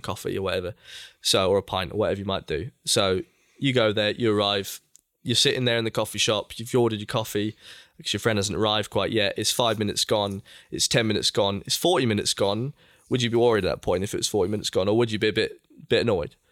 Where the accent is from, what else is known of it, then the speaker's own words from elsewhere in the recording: England, United Kingdom; as an English um, been brought up in England